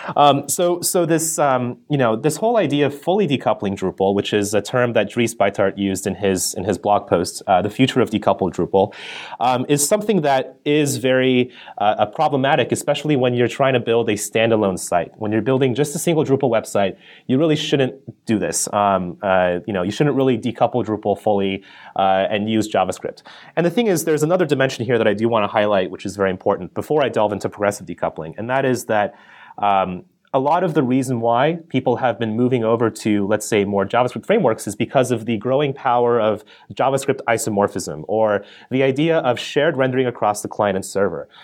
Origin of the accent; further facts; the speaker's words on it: Colorado, United States; I grew up in Colorado